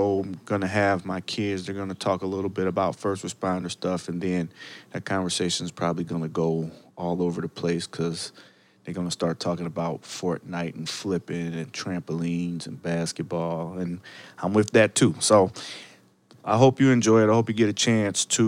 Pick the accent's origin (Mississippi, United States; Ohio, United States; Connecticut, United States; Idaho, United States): Ohio, United States; Cleveland; now in Chicago, United States; I now currently live in the great city of Chicago, but originally I was from Cleveland